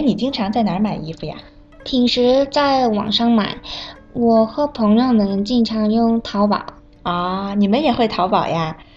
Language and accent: Chinese; South Korea; now in Beijing, China; 我是来自韩国的